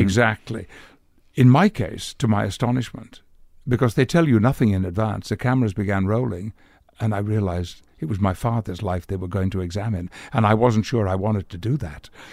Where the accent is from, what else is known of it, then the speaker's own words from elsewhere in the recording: West Riding of Yorkshire, Yorkshire and the Humber, United Kingdom; accent: Yorkshire dialect; I grew up in the north of England, in the West Riding of Yorkshire